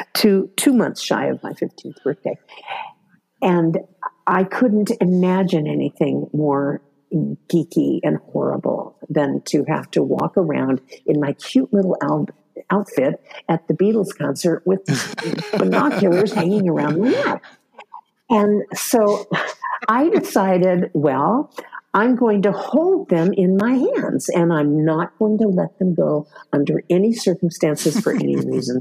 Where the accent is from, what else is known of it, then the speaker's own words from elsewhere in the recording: San Diego, California, United States; also born or lived in Pasadena, California; in San Diego, which is my hometown